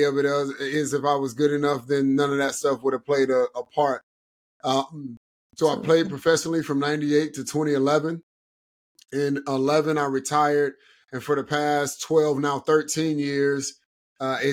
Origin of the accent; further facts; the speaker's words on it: Cleveland, Ohio, United States; moved away as an adult; I'm born and raised in Cleveland, Ohio, grew up playing all sports